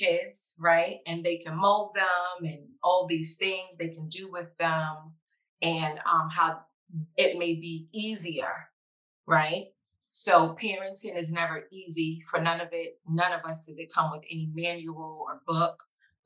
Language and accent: English; New York City, New York, United States; I am a New Yorker. I am from the Bronx